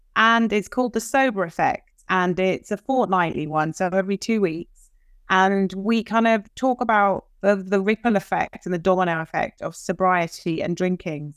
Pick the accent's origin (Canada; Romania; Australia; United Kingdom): United Kingdom; London; moved away; I'm from London. I have American parents.